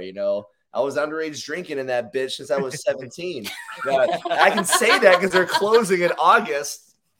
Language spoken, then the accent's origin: English; Clarksville, Tennessee, United States; I grew up in Clarksville.